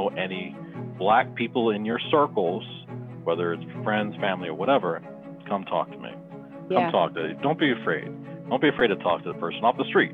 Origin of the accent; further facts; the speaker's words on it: Philadelphia, Pennsylvania, United States; moved away as an adult; also born or lived in New Jersey; now in Utah, United States; I'm originally from Philadelphia, Pennsylvania. I'm a Philly boy.